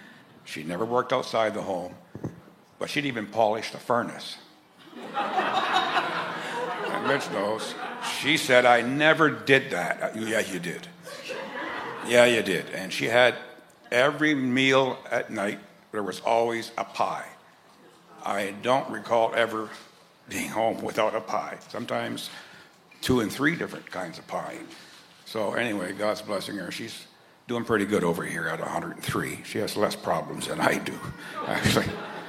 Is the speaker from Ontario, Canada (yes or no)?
yes; Amherstburg, Ontario, Canada; born there; Well, I was born in Amherstburg, and you don't all know where that's at.